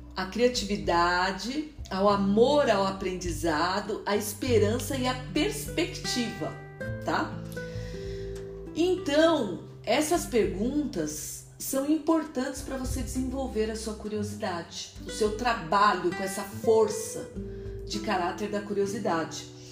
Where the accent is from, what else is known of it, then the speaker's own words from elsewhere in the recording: Brazil; moved away as an adult; also born or lived in Lisbon, Portugal; eu saí do Brasil para estudar